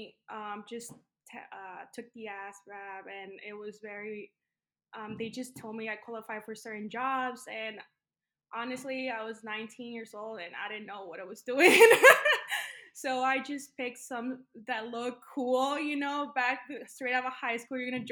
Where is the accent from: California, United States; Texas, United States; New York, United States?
Texas, United States; El Paso; moved away as an adult; I am from Texas, from the town of El Paso, Texas. It's a border town. And since it's a border town, that means that I am a daughter of Mexican migrants that moved into the United States. I lived in Texas until I was about like 19 years old